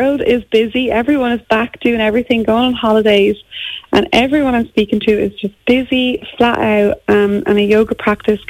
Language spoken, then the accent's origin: English; Ireland; moved away as an adult; also born or lived in Auckland, New Zealand; we're so Irish